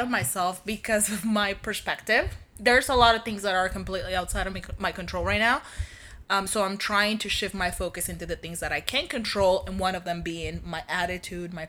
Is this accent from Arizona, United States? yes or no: yes; Yuma, Arizona, United States; I'm from Yuma.